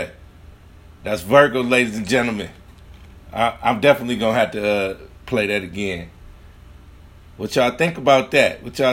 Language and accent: English; Grand Rapids, Michigan, United States; From Grand Rapids, Michigan, my hometown